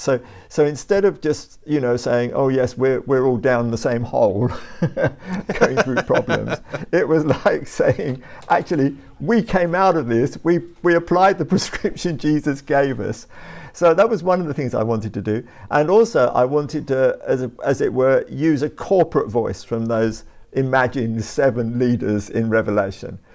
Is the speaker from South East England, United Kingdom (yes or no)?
yes; Brighton and Hove, South East England, United Kingdom; moved away as an adult; also born or lived in West London / South London; now in London, United Kingdom; I was born in West London, Uh, grew up in Brighton and Hove, uh, went to school there